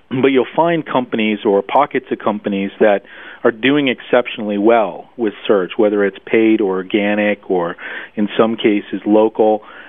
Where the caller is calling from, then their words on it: Munich, Bavaria, Germany; No, actually, I'm rarely in Connecticut. I'm actually in Munich, Germany.